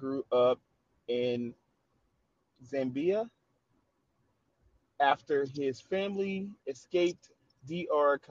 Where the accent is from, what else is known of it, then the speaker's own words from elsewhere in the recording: New Orleans, Louisiana, United States; New Orleans, which is my hometown